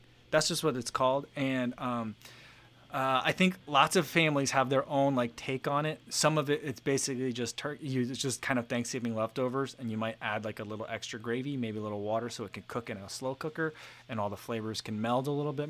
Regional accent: New Jersey, United States; now in Iowa, United States; We had a dish growing up in New Jersey.

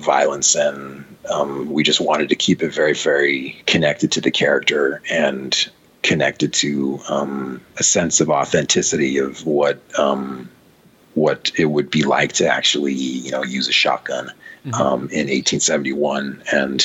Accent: San Francisco, California, United States; moved away as an adult; now in Los Angeles, United States; I moved to Los Angeles from San Francisco, my hometown

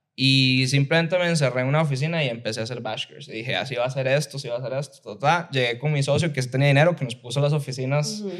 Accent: Liberia, Guanacaste, Costa Rica; yo soy de Liberia, de Guanacaste

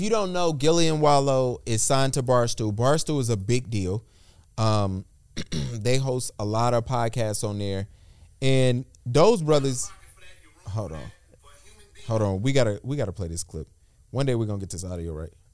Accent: Charlotte, North Carolina, United States; I'm from Charlotte

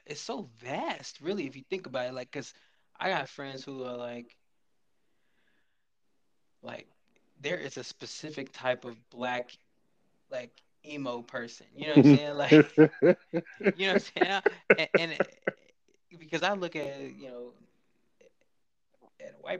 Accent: California, United States; moved away; also born or lived in Kentucky; I can relate to growing up in California

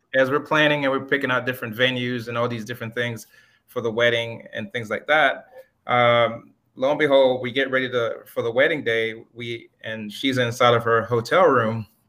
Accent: Miami, Florida, United States; also born or lived in Jamaica; raised in Miami, Florida

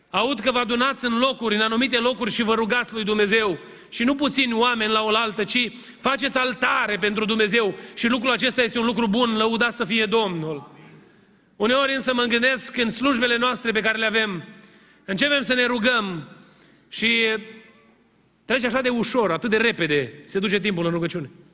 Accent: Romania; moved away; suntem din România

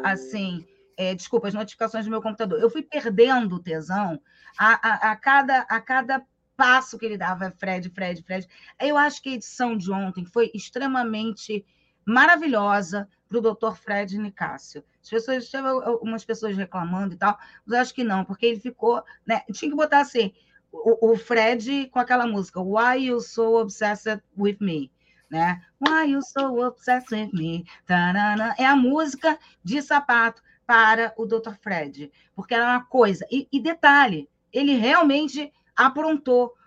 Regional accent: Rio de Janeiro, Brazil; eu também sou carioca

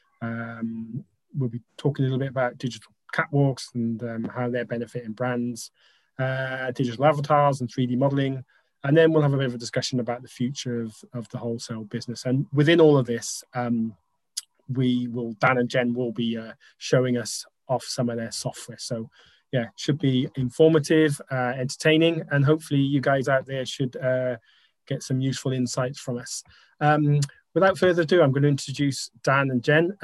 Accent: Wales, United Kingdom; we're all Welsh

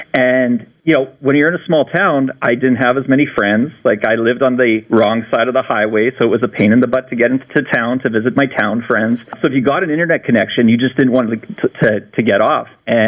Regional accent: Gimli, Manitoba, Canada; my growing up in Gimli. I mean, it's a small town. I was born in 1980

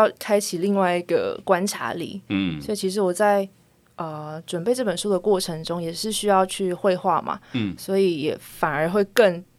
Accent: Taipei, Taiwan; 因为我从小都在台北长大。

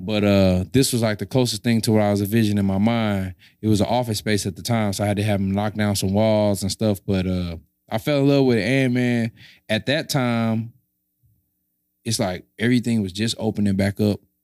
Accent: St. Louis, Missouri, United States; I was from Saint Louis

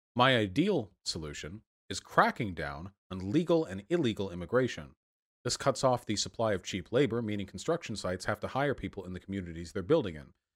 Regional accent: United States; I was just born here

